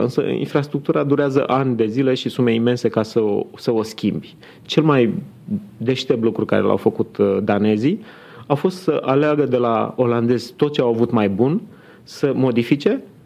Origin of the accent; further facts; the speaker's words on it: Constanța, Constanța County, Romania; now in Bucharest, Romania; sunt născut în Constanța, acum pot să spun că sunt bucureștean